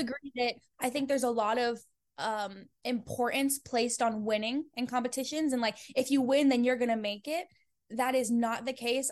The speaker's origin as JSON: {"language": "English", "town": "Fort Collins", "region": "Colorado", "country": "United States", "tie": "born or raised there", "also_born_or_lived": "Denver, Colorado", "moved": "as an adult", "lives_now": "Los Angeles, United States", "said": "I'm from Colorado originally, and I'm from a place called Fort Collins"}